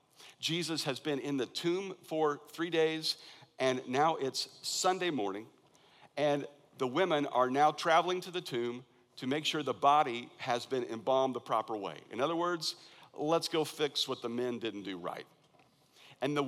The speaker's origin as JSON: {"language": "English", "region": "Kansas", "country": "United States", "moved": "yes", "lives_now": "Valencia, United States", "said": "I'm from Kansas"}